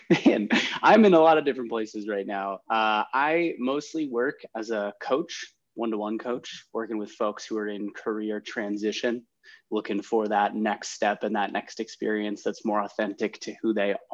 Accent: Ohio, United States; also born or lived in San Francisco; now in Chicago, United States; I'm from Ohio originally.

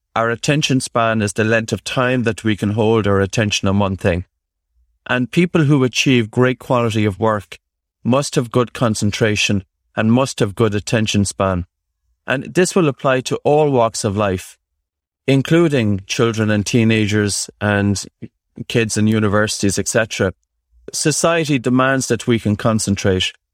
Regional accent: Ireland; growing up in Ireland

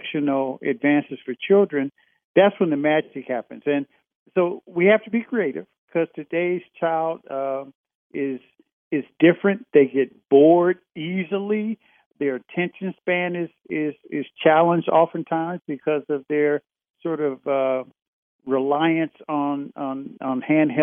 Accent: Indiana, United States; growing up in Indiana

